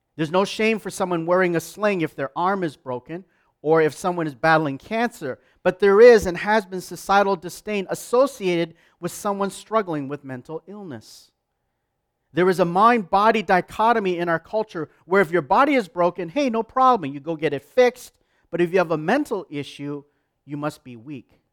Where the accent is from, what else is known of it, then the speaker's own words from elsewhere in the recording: Canada; I'm proud as a Canadian